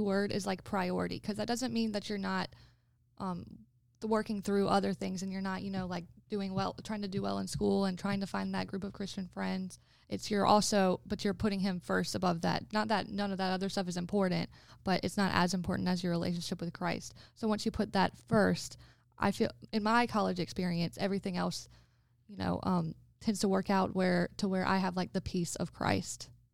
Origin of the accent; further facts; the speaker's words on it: Florence, South Carolina, United States; moved away as an adult; also born or lived in Rock Hill, South Carolina; I'm from Florence, South Carolina, which is two hours away from Rock Hill